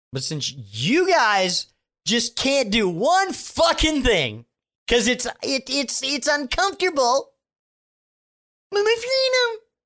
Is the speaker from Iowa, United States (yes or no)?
no; Maine, United States; I'm from Maine